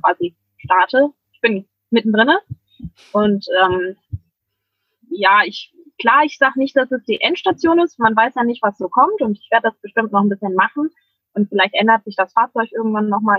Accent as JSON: {"language": "German", "country": "Germany", "said": "ich komme aus der Nähe von Hamburg"}